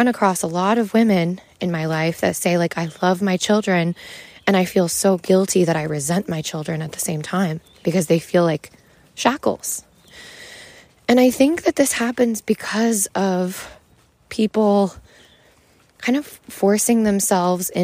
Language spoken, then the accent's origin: English; Wyoming, United States; growing up in Wyoming